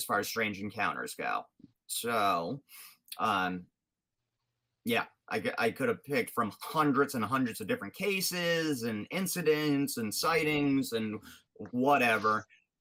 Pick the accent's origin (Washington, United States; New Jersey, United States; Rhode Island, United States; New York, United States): Rhode Island, United States; I'm from Rhode Island